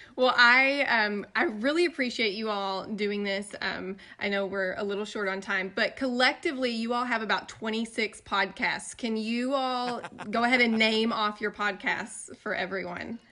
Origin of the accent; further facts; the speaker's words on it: East Tennessee, United States; I'm from East Tennessee, like country